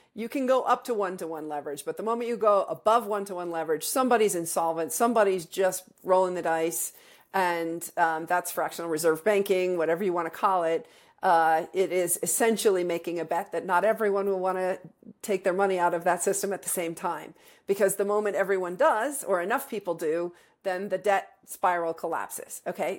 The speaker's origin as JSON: {"language": "English", "region": "Wyoming", "country": "United States", "said": "my home state of Wyoming"}